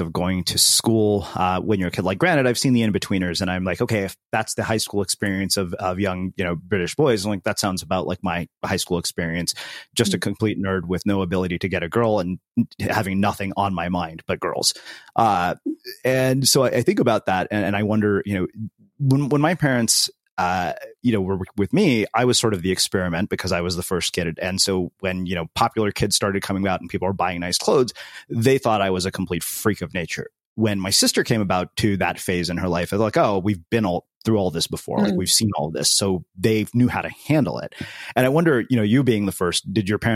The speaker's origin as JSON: {"language": "English", "country": "United States", "tie": "born or raised there", "said": "I grew up in the United States as an Indian American."}